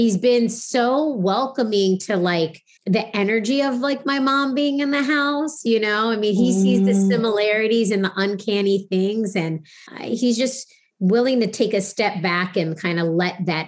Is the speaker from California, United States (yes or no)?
no; Virginia, United States; now in New York City, United States; I grew up in Virginia